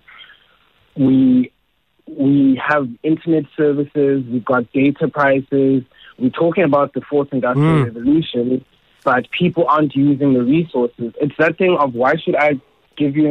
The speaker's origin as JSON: {"language": "English", "region": "Eastern Cape", "country": "South Africa", "said": "I'm Xhosa, and I'm from the Eastern Cape"}